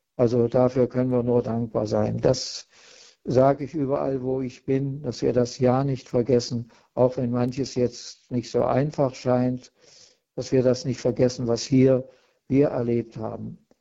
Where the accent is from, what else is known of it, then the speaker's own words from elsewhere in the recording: East Germany, Germany; bei uns in der DDR